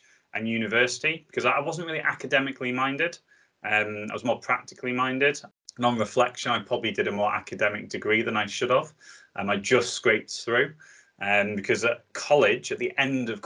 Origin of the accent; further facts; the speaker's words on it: the Northwest, North West England, United Kingdom; I'm from the Northwest, so I live just on the Wirral